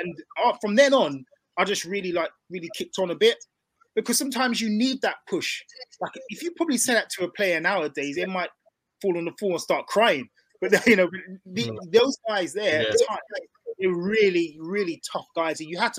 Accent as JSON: {"language": "English", "town": "Southend-on-Sea", "region": "East of England", "country": "United Kingdom", "said": "because I come from Southend where it wasn't too much pressure. Come into Hull, have to get promotion."}